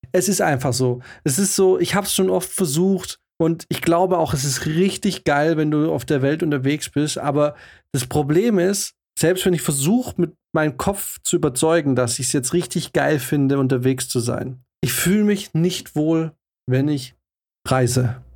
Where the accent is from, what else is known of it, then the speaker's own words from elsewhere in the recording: Swabia, Germany; wir kommen aus dem Schwabenland